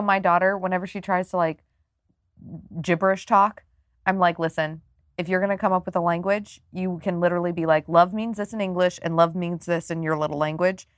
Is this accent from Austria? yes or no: no; Oklahoma, United States; moved away; I'm from Oklahoma.